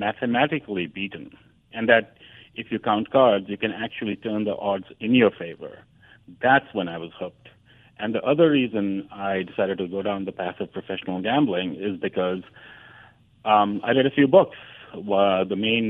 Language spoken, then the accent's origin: English; New Delhi, Delhi, India; moved away as an adult; also born or lived in Madison, Wisconsin; now in New York, United States; growing up in the India of the 70s and 80s